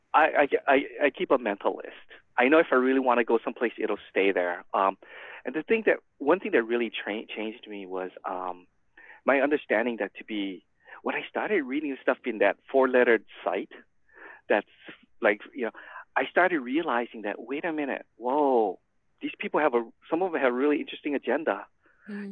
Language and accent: English; Hawaii, United States; also born or lived in San Gabriel Valley, California; now in San Diego, United States; So I'm basically born and raised in Hawaii